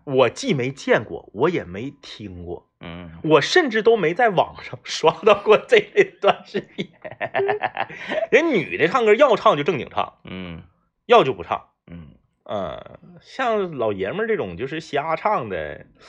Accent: Northeast China, China; 咱就代表东北人

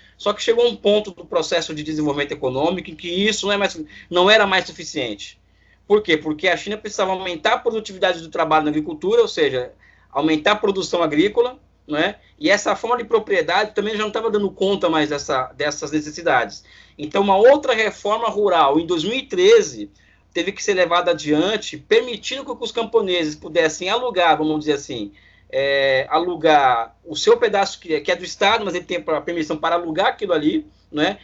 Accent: Brazil; eu, como brasileiro

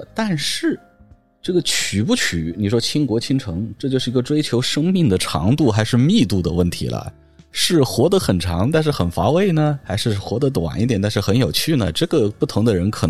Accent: Hunan, China; 我们湖南人

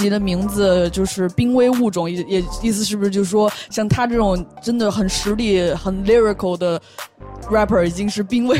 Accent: Beijing, China; moved away; 北京是我们的老家，

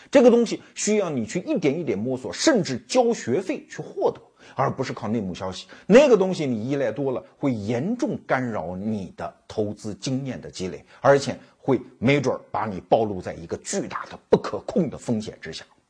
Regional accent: Anhui, China; 我老家安徽

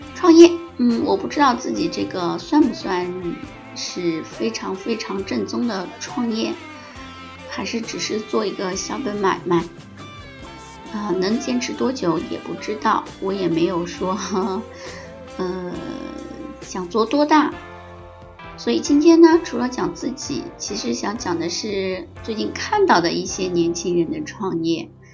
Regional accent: China; also born or lived in Shenzhen; 我们中国人或者是南京的朋友们

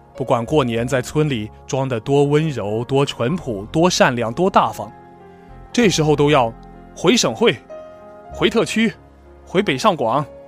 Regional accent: Mingxi, Fujian, China; moved away; 我生在一个小县城，叫做明溪

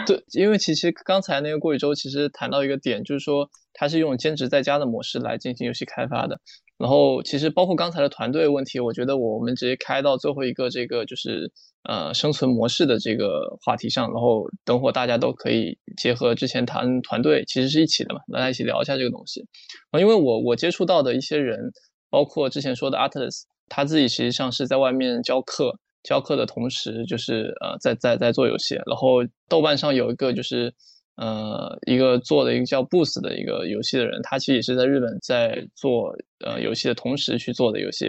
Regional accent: China; 我们中国人

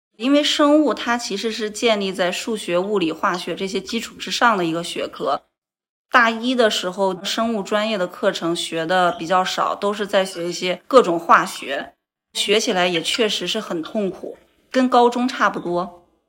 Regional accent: Northeast China, China; moved away as an adult; now in Qingdao, China; 我的家乡是在东北

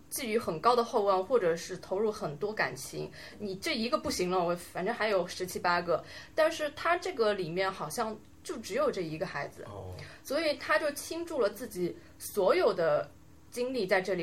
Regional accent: China; 就是我们中国人去看

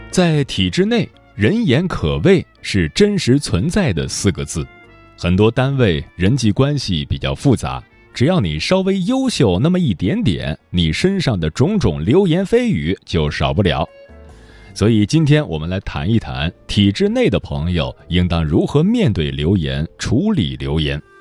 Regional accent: Jiangnan, China; 我江南人

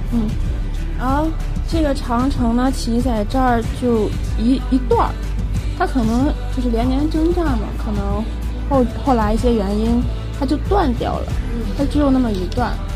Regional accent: Hebei, China; 我家乡河北嘛

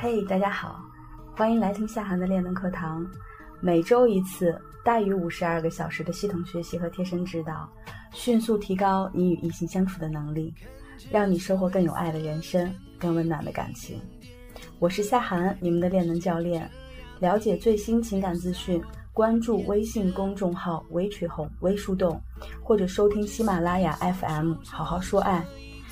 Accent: Shaanxi, China; moved away; 我呢，从小是在陕西一个不知名的小电厂长大的

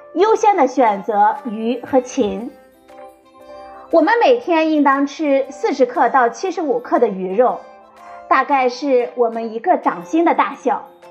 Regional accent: China; 我们中国人

